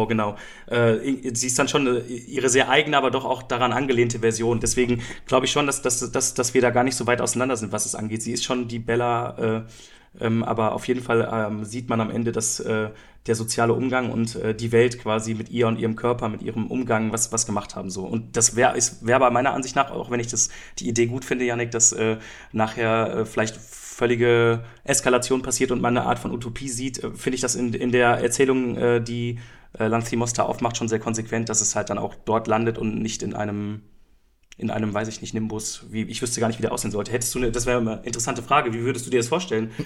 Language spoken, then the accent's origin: German; Germany; als Deutscher